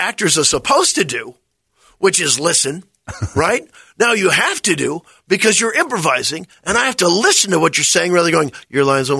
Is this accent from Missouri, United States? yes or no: yes; Missouri, United States; because I'm from Missouri.